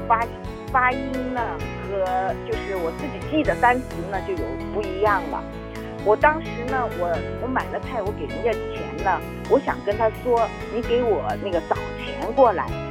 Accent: Shanghai, China; moved away as an adult; also born or lived in Nagasaki, Japan; now in Fukuoka, Japan; ，我是来自上海的。

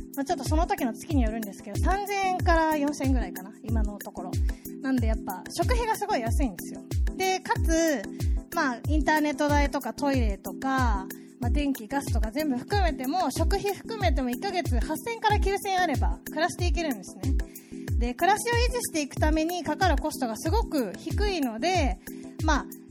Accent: Kanto, Japan; moved away as an adult; also born or lived in Yokohama; now in Itoshima, Japan; 私はもともと関東出身で、3.11の時は横浜に住んでました

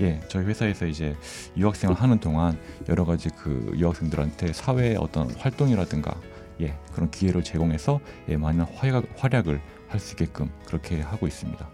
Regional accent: Seoul, South Korea; moved away as an adult; also born or lived in Gangwon Province, South Korea; now in Fukuoka, Japan; 한국 강원도에서 태어났지만 그 대부분 서울에서 지냈습니다.

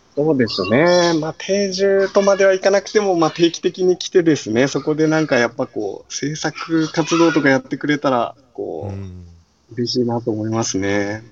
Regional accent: Itoshima, Fukuoka, Japan; もうずっと自分の地元なんで

